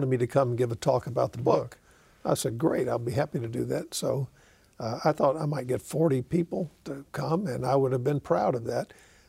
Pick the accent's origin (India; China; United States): United States; Jackson, Mississippi; moved away as an adult; now in Oakland, United States; I said, growing up in Mississippi opened and not closed my eyes to the cruelty of racism.